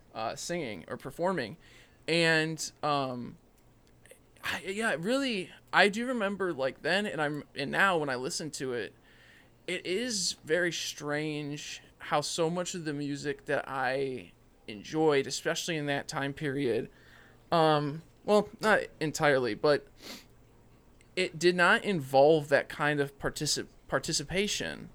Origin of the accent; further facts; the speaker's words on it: Illinois, United States; I'm from Illinois